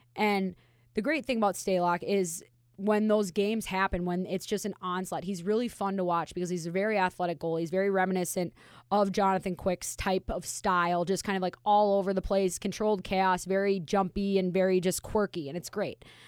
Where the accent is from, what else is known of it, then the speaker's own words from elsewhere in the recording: Minnesota, United States; now in Las Vegas, United States; I'm from Minnesota